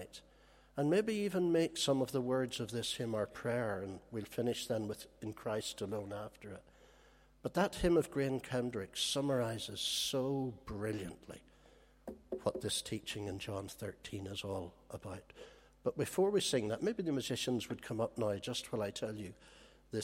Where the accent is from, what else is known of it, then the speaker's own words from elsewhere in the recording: Holywood, Northern Ireland, United Kingdom; when I grew up in Hollywood, there was a gang of us where I lived